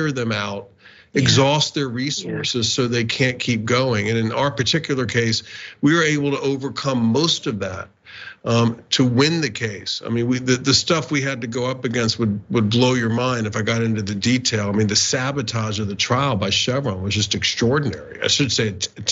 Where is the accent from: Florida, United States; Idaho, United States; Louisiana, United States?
Florida, United States; Northeast; I grew up in Northeast Florida